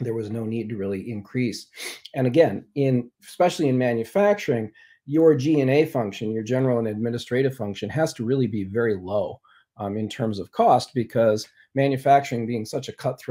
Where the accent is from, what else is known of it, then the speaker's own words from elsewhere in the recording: Ann Arbor, Michigan, United States; I hail from Ann Arbor